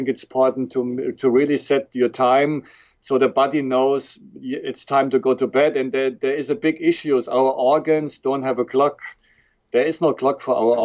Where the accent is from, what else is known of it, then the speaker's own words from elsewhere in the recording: Frankfurt, Hesse, Germany; accent: German; English is a second language; moved away as an adult; also born or lived in Switzerland / Toronto, Canada / Dallas, United States; born and raised in Germany, in Frankfurt